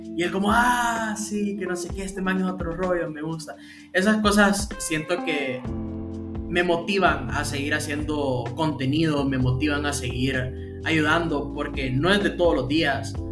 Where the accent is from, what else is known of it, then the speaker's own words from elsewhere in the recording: Honduras; yo soy hondureño